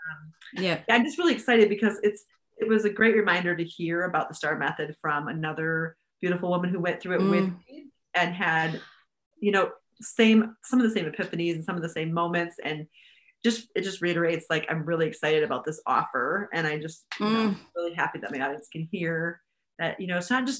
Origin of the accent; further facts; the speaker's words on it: United States; us Americans, we love the British accent too